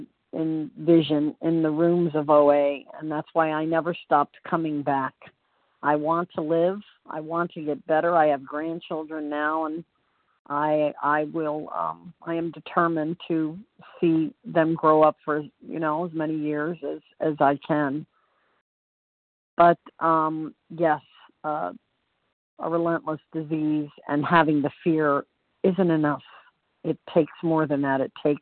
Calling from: Orlando, Florida, United States; I'm calling from Orlando, Florida.

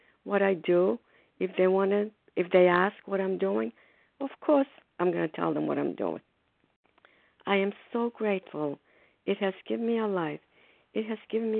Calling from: Foxborough, Massachusetts, United States; I'm calling from Foxborough, Massachusetts

